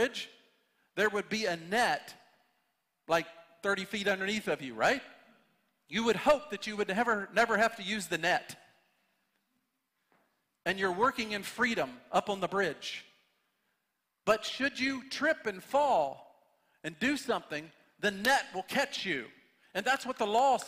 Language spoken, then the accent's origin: English; United States; we as American Christians